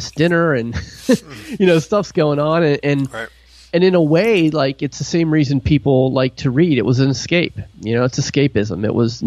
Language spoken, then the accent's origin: English; Pittsburgh, Pennsylvania, United States; also born or lived in New York area / New Jersey / Tennessee; now in Ohio, United States; I grew up in Pittsburgh, Pennsylvania